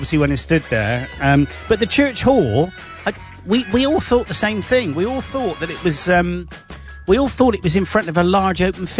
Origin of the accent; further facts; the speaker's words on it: United Kingdom; We are British.